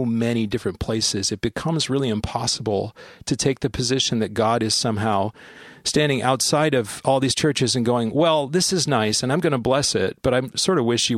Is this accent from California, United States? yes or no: yes; San Bernardino, California, United States; born there; I was born in San Bernardino, California in 1975, and my father was in the Air Force at the time, and we moved a lot.